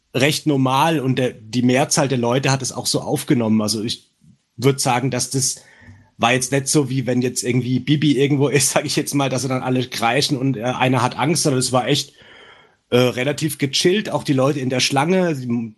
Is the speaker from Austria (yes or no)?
no; Franconia, Bavaria, Germany; accent: Franconian; mein dämlicher fränkischer Dialekt